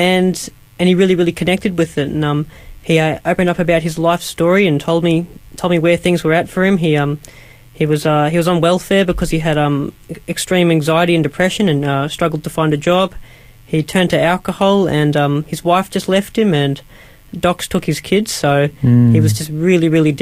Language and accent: English; Currumbong, New South Wales, Australia; I'm from Currumbong. It's New South Wales.